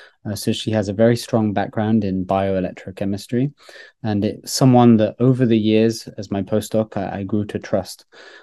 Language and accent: English; Grenoble, Auvergne-Rhône-Alpes, France; born there; also born or lived in United Kingdom; I was born in Grenoble in France, in the center of the Alps, but I actually lived most of my life in the United Kingdom.